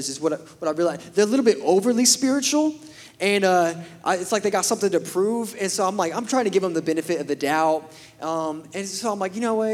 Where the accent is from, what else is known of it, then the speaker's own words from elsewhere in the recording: Pryor, Oklahoma, United States; moved away as an adult; also born or lived in Birmingham, Alabama; I grew up in Pryor.